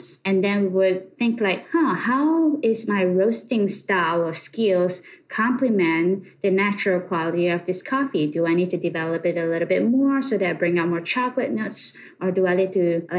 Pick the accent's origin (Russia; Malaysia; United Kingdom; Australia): Malaysia; moved away as an adult; now in United States; Born and raised in Malaysia, I came to USA about 10 years ago